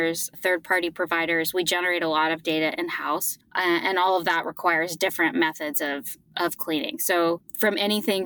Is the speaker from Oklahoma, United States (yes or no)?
yes; Oklahoma, United States; I was born and raised in Oklahoma